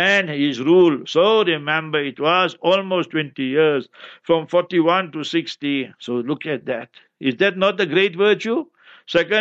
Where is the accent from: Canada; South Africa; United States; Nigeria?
South Africa; I didn't come from here nearby, I'm from South Africa